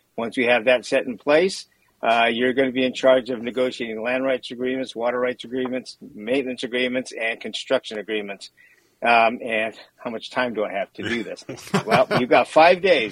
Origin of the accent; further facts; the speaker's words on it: Santa Barbara, California, United States; born and raised in Santa Barbara, a third generation Japanese American